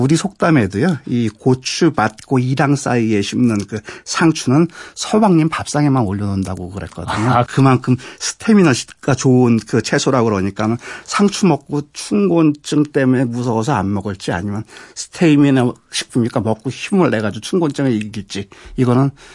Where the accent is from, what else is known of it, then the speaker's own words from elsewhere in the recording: Seoul, South Korea; 저는 서울 사람인데 저 어렸을 때 미나리 참 많이 먹었어요.